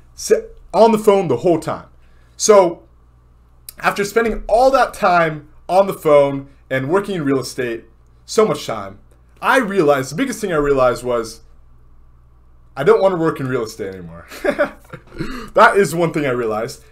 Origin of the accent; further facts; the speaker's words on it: Southern California, United States; moved away as an adult; also born or lived in Miami; I grew up in Southern California.